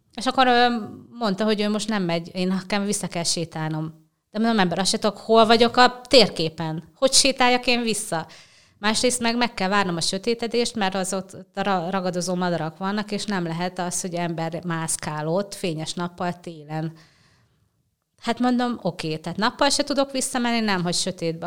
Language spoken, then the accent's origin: Hungarian; Bács-Kiskun, Hungary; moved away as an adult; also born or lived in Somogy County / Budapest; Bácskiskú megyei vagyok